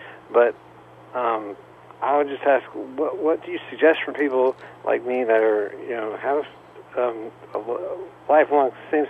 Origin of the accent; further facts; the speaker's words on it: South Africa; born there; I'm 47 years old. I was born in South Africa. My parents were missionaries.